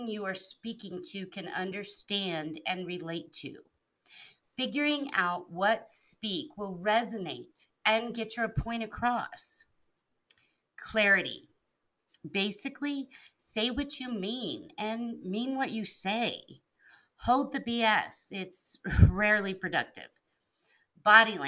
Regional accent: Albuquerque, New Mexico, United States; also born or lived in Hawaii / East Coast; I've grown up in Albuquerque, New Mexico, with some time on the East Coast.

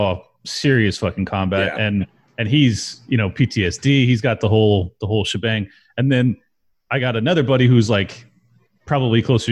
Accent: San Diego, California, United States; I grew up in San Diego

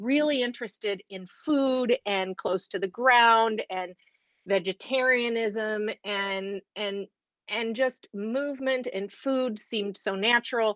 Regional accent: Cleveland, Ohio, United States; moved away; I was a pre-Title IX girl growing up in Cleveland, Ohio

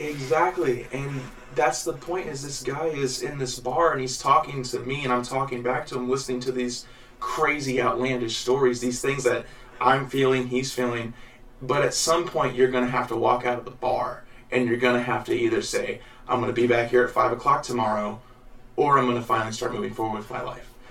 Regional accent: Jacksonville, Illinois, United States; also born or lived in Missouri; I'm from Illinois and Missouri both. I was raised mostly in going to the school of Jacksonville.

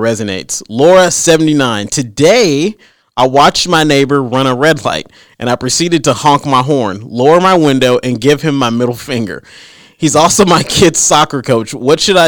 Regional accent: Arkansas, United States; I'm from a small town too. I'm from Arkansas.

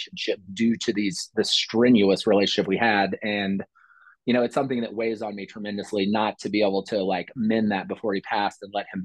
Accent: Columbia, Missouri, United States; I grew up in Columbia, Missouri.

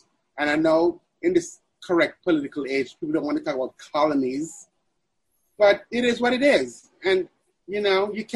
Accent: Mandeville, Manchester, Jamaica; moved away; also born or lived in Kingston, Jamaica; I was raised in Mandeville, Jamaica

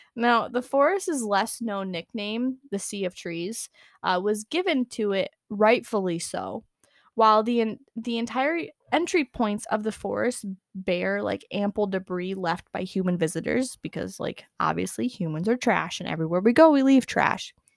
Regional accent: United States; accent: American; My American accent

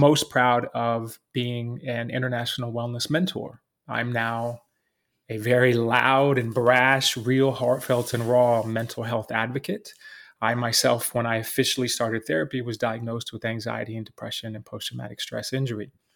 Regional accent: Texas, United States; now in New York City, United States; I'm New York City based, even though I was raised in Texas

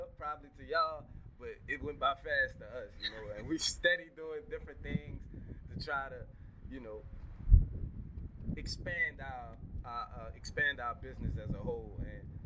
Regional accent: Gretna, Louisiana, United States; also born or lived in Algiers, New Orleans, Louisiana; When I moved from Algiers, I came to Gretna. I didn't really know nobody.

